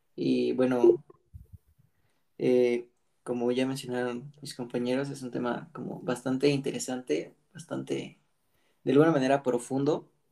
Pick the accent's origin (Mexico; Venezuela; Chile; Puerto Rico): Mexico; el hecho como de ser mexicanos